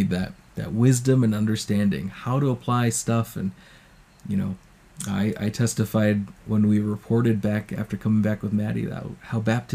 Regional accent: United States; moved away; as an American

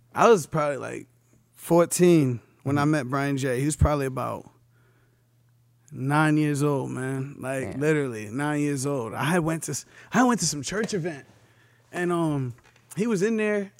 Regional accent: New London, Connecticut, United States; I'm coming from New London, Connecticut.

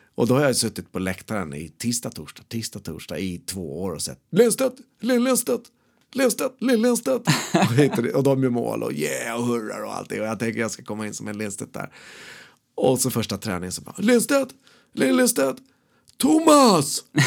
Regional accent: Sweden; där jag växer upp, där jag är född. Han är på Sjöbobruk herrgård

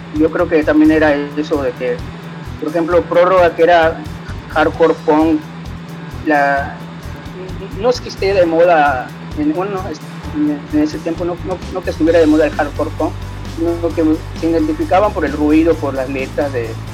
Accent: Cancún, Quintana Roo, Mexico; yo como crecí aquí en Cancún

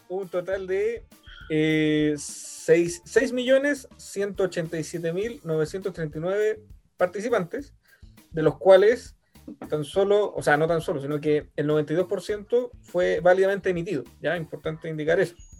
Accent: Chile; fui ahí como típico chileno

